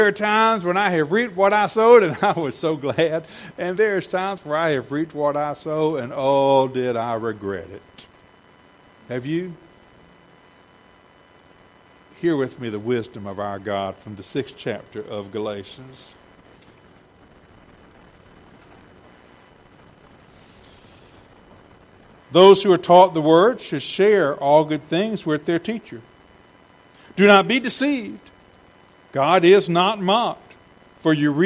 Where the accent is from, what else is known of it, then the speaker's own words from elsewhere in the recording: Savannah, Georgia, United States; I grew up in Savannah.